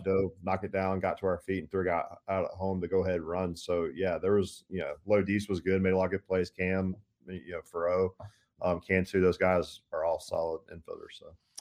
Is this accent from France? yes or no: no; Tallahassee, Florida, United States; growing up in Tallahassee